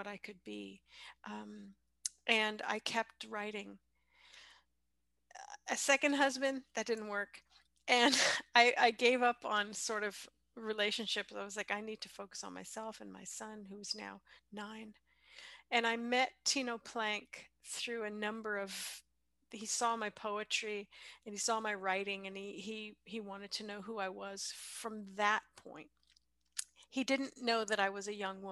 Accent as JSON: {"language": "English", "area": "San Francisco Bay Area", "region": "California", "country": "United States", "tie": "born or raised there", "also_born_or_lived": "Sonora", "said": "I grew up in the San Francisco Bay Area"}